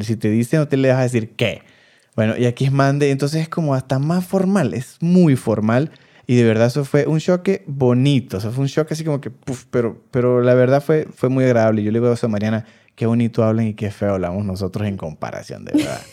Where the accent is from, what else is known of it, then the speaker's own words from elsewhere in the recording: Venezuela; now in Mexico; nosotros los venezolanos